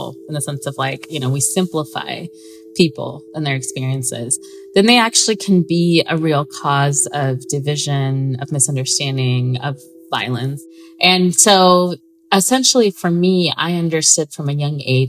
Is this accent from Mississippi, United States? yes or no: no; Southern California, United States; I grew up in Southern California my whole life.